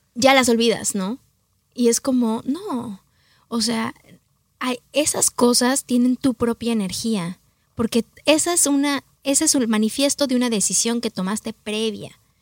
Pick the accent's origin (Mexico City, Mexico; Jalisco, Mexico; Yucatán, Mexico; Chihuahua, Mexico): Mexico City, Mexico; moved away as an adult; also born or lived in New York; mexicana del Distrito Federal. Mi papá es oaxaqueño, mi mamá chilanguita